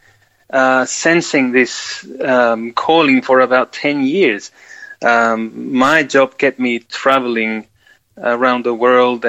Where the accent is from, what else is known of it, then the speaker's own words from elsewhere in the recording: Peru; also born or lived in Queensland, Australia; now in South Australia, Australia; I was born in Peru, in South America